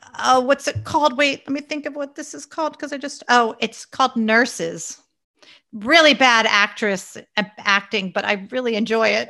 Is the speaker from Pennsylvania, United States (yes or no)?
yes; Pennsylvania, United States; also born or lived in Long Island, New York; until I was in second grade, and then my dad and mom and our family moved to Pennsylvania